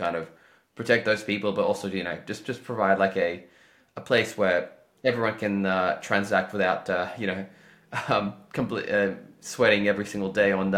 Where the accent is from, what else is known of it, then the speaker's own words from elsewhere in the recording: Australia; I'm from Australia